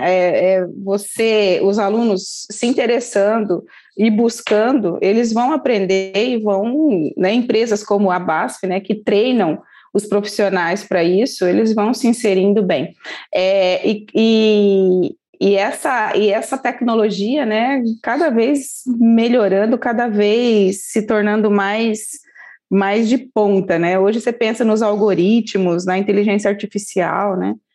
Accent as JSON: {"language": "Portuguese", "town": "Campo Grande", "region": "Mato Grosso do Sul", "country": "Brazil", "moved": "as an adult", "lives_now": "Registro, Brazil", "said": "eu sou lá do Mato Grosso do Sul, de Campo Grande"}